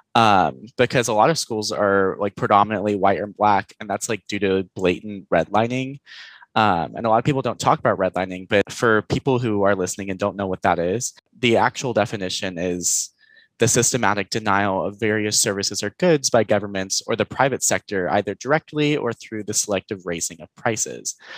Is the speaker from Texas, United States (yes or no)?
yes; Houston, Texas, United States; moved away as an adult; now in Denton, United States; I am from originally Houston, Texas, and I now live in Denton